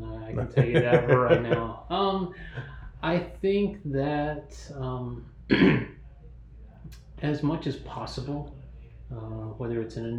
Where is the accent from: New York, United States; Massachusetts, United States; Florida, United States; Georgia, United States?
Georgia, United States; Newnan; That's where I grew up, Noonan, Sharpsburg area.